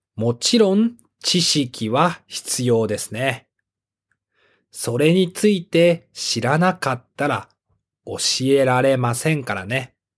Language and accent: Japanese; Japan; 私は日本で生まれて日本で育って英語を勉強して上手になりました